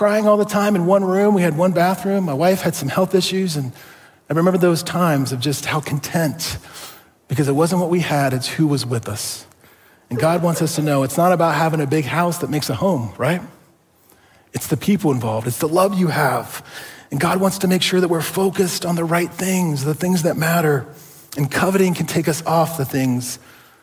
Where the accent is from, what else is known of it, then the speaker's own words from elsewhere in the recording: Ohio, United States; moved away as an adult; also born or lived in Southern California; I grew up in Ohio, love Ohio